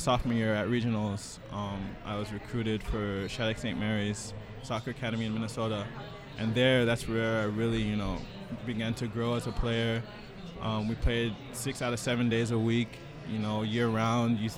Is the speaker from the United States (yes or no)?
no; Nigeria; moved away; I was born in Nigeria too